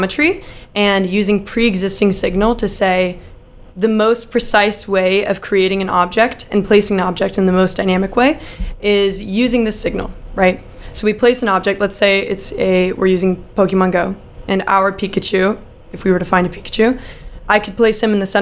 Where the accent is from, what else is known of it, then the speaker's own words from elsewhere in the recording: Dallas, Texas, United States; moved away as an adult; also born or lived in Philadelphia, Pennsylvania; I am from Dallas, Texas